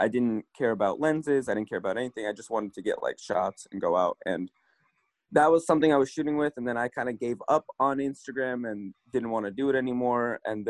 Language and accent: English; Russia; now in California, United States; I moved here from Russia about 21 years ago and been living my entire life in California.